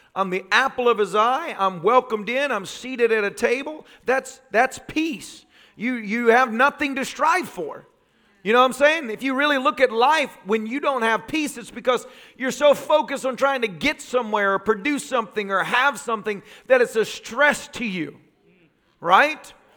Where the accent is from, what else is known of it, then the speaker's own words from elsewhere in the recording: the South, United States; growing up in the South